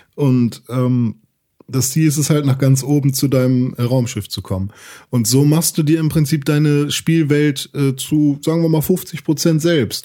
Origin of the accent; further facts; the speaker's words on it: Gifhorn, Lower Saxony, Germany; moved away; bei uns in Gifhorn gibt es so einen Laden, der heißt Schütte